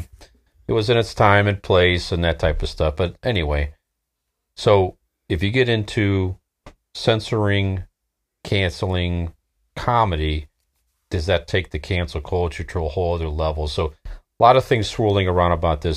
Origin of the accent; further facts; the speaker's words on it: Akron, Ohio, United States; we're from Northeast Ohio. Akron, Ohio